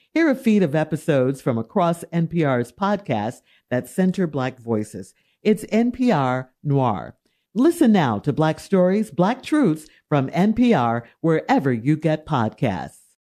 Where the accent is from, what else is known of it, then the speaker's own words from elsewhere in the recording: Chicago, Illinois, United States; growing up in Chicago